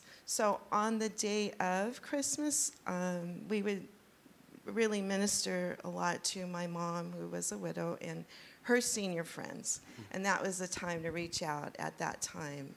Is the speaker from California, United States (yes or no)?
yes; California, United States; I grew up here. You know, I'm Mexican American, but very Americanized